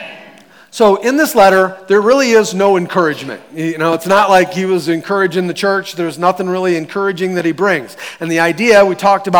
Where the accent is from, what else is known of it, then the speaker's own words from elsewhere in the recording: United States; we're Americans. We're the American church